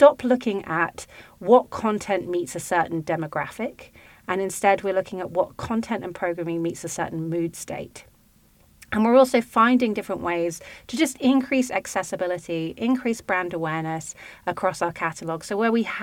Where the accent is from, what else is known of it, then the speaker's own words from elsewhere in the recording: United Kingdom; accent: British; now in United States; me to be outnumbered as a British accent person